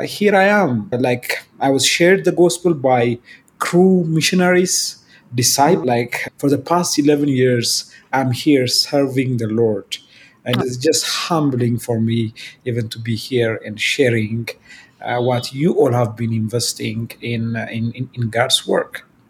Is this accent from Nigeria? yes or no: no; Ethiopia; I'm from Ethiopia